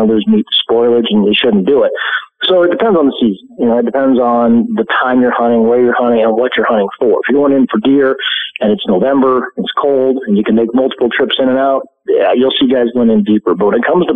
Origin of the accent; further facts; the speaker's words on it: Montana, United States; Montana, my home state, is like 34, 36 million acres